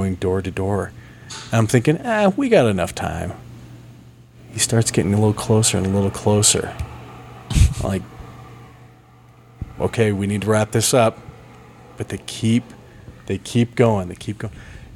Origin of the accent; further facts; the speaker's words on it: Valley Fair area, Utah, United States; my hometown